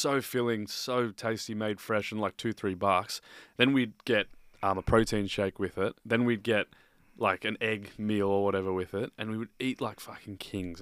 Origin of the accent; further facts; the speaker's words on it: Australia; growing up in Australia